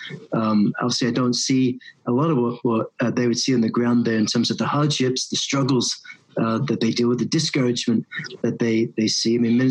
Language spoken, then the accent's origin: English; just outside of Aberdeen, Scotland, United Kingdom; now in United States; So I grew up in Scotland, just outside of Aberdeen, Scotland.